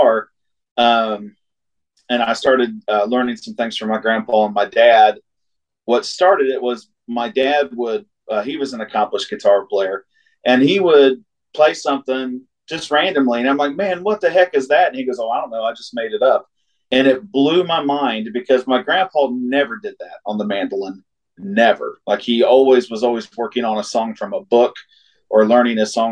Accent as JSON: {"language": "English", "town": "Wheelersburg", "region": "Ohio", "country": "United States", "tie": "born or raised there", "also_born_or_lived": "Portsmouth, Ohio", "said": "I'm from technically from Wheelersburg, Ohio, but born in Portsmouth and raised in Wheelersburg, just about 8 miles away"}